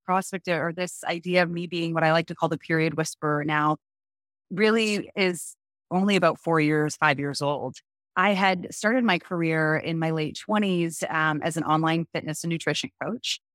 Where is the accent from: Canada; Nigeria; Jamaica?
Canada; now in United States; I am a Canadian living in America.